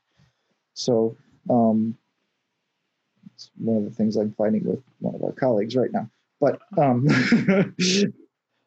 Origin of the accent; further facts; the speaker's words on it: Houston, Texas, United States; I grew up in Houston.